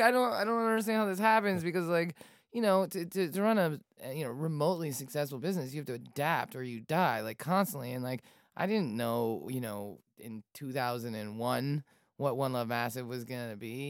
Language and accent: English; Falls Church, Virginia, United States; I grew up in Falls Church, Falls Church City